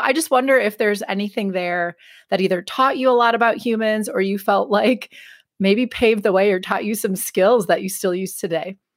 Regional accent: northern suburbs of Milwaukee, Wisconsin, United States; moved away as an adult; I was raised in Wisconsin. I grew up in the northern suburbs of Milwaukee

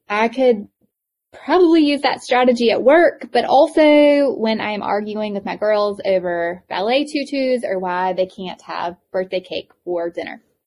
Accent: Eastern North Carolina, United States; accent: thick accent; I grew up in Eastern North Carolina, and I have such a thick accent

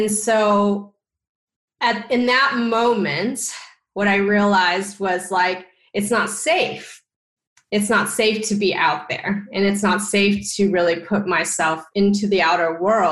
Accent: Texas, United States; born or raised there

